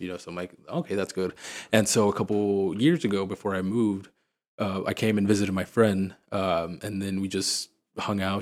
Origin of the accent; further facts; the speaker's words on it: Missouri, United States; moved away as an adult; also born or lived in Springfield, Missouri; now in Houston, United States; I grew up in Missouri